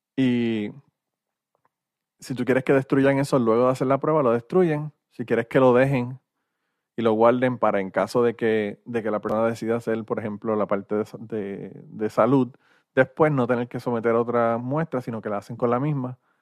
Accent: Puerto Rico; moved away; soy de Puerto Rico

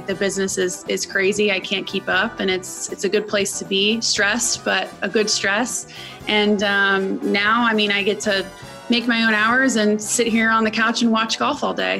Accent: Orlando, Florida, United States; moved away; I'm actually from Orlando, where the Golf Channel used to be now. So it was great to be back home.

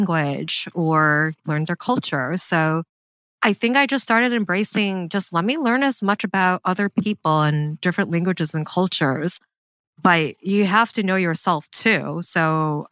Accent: Michigan, United States; I grew up in Michigan

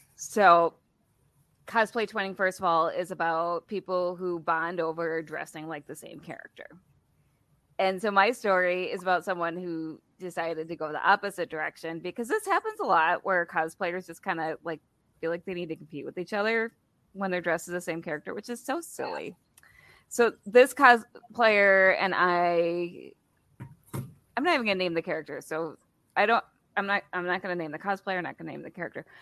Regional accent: Wisconsin, United States; I'm from Wisconsin

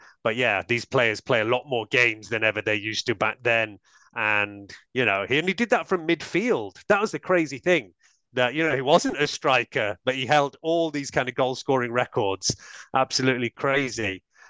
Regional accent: Manchester area, North West England, United Kingdom; growing up in the Manchester area

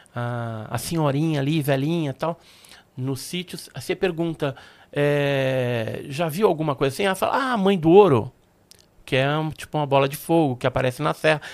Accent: Santos, São Paulo, Brazil; also born or lived in Guarujá; nasci em Santos, né? Mas a gente morava naquela época no bairro do Santo Antônio.

